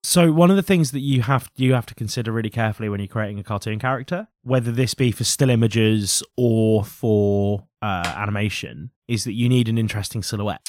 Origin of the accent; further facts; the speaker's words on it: Norfolk, East of England, United Kingdom; we're from Norfolk